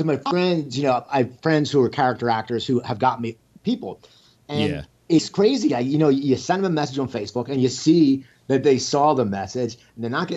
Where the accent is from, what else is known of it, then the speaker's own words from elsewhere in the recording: outside Philadelphia, New Jersey, United States; moved away as an adult; now in Los Angeles, United States; I grew up outside Philadelphia, New Jersey